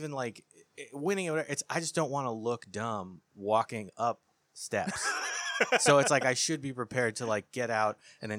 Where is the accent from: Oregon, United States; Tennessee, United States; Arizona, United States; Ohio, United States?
Arizona, United States; Phoenix; moved away; also born or lived in Kansas City; and then I grew up in Phoenix, Arizona.